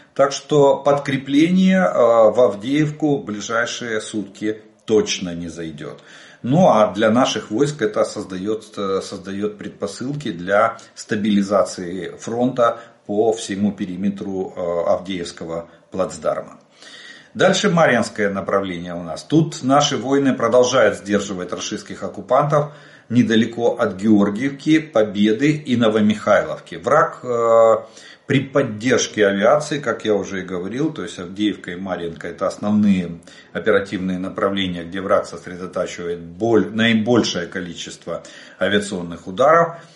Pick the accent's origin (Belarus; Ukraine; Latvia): Ukraine; Мы из Украины.